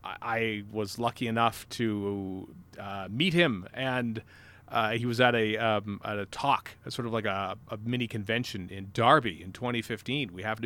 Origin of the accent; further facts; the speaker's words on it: Canada; I'm from Canada.